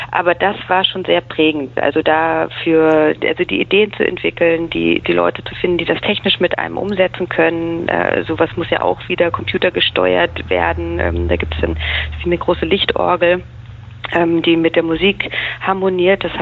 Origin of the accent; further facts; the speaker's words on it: Munich, Bavaria, Germany; Ich bin aufgewachsen, geboren und aufgewachsen in München, in Bayern ähm, und bin nach dem Abitur zum Studieren nach äh, Berlin gegangen